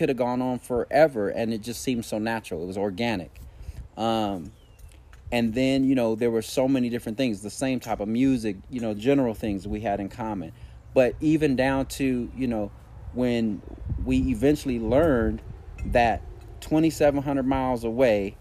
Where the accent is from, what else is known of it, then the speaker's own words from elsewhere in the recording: California, United States; moved away as an adult; also born or lived in Virginia; I was raised in California